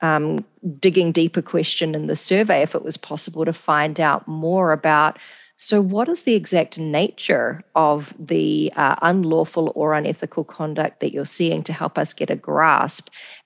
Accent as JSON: {"language": "English", "country": "New Zealand", "also_born_or_lived": "Singapore / Canada", "moved": "yes", "said": "I'm from New Zealand, I've worked in Singapore"}